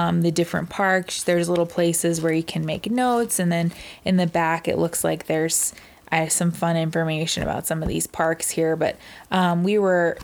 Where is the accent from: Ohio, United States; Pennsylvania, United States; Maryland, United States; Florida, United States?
Ohio, United States; Cincinnati; now in Colorado, United States; my hometown in Cincinnati